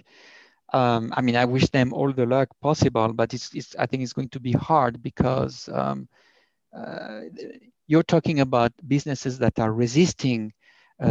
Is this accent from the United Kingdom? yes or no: no; France; accent: thick French; English is a second language; moved away as an adult; also born or lived in United States; now in Berlin, Germany; I have a very thick French accent